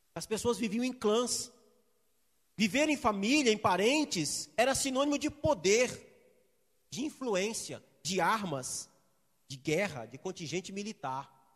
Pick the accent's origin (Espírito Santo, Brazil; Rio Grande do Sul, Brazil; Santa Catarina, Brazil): Espírito Santo, Brazil; Eu sou capixaba, gosto de peixe, de muqueca